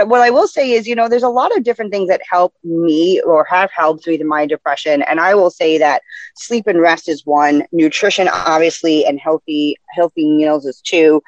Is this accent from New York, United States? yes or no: yes; New York City, New York, United States; now in New Jersey, United States; I am from the Bronx, born and raised.